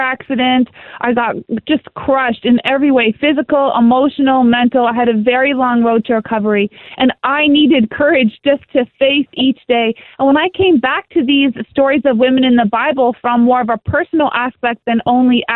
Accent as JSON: {"language": "English", "country": "Canada", "said": "I'm a Canadian"}